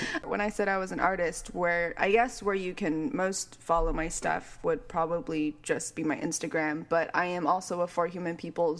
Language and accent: English; Walnut, California, United States; I grew up in Walnut, California